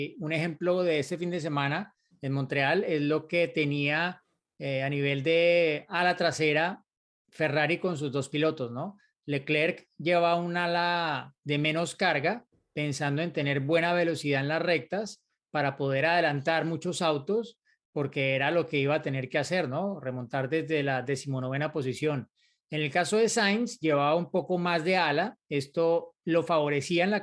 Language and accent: Spanish; San Luis Potosí, Mexico; soy de San Luis Potosí, México.